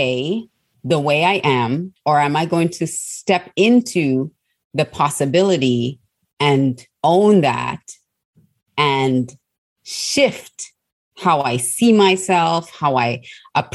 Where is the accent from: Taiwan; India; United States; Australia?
Australia; also born or lived in Trinidad; I was born in Trinidad and I grew up in Australia